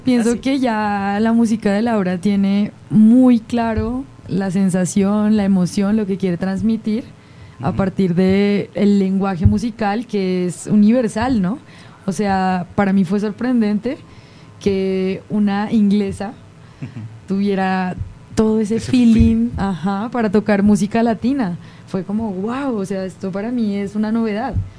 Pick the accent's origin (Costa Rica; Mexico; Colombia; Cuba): Colombia; es tradición oral en mi país. Entonces viajar dentro de Colombia